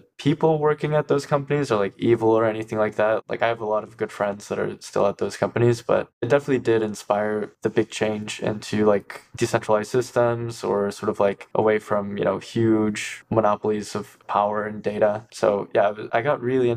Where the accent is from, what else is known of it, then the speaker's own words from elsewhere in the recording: Ann Arbor, Michigan, United States; I grew up in Ann Arbor